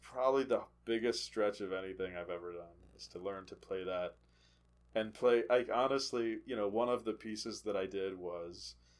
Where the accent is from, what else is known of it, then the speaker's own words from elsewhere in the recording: Charlottesville, Virginia, United States; I grew up in Charlottesville.